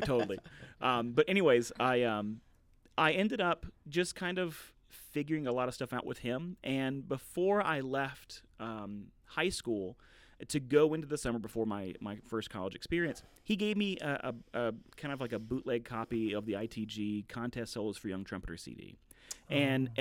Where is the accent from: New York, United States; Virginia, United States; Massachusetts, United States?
Virginia, United States; Southwest; I'm from Southwest Virginia and I'm a, I'm a you know a little bit of a redneck.